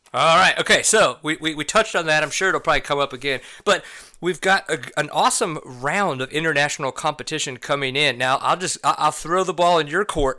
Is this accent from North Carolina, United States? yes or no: no; New Orleans, Louisiana, United States; moved away; I grew up in New Orleans, so I know humidity